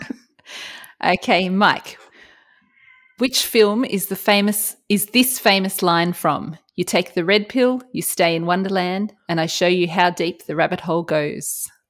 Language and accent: English; Australia; accent: Australian